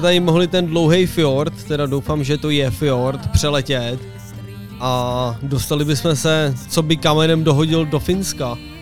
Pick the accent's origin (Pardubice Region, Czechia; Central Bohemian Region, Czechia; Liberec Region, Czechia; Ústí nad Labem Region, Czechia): Ústí nad Labem Region, Czechia; Roudnice nad Labem; u nás na Gimplu tady v Roudnici